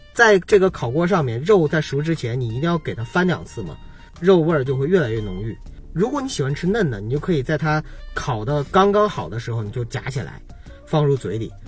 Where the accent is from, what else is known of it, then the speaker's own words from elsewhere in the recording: Qiqihar, Heilongjiang, China; now in Beijing, China; 在我们七十二的每一个家庭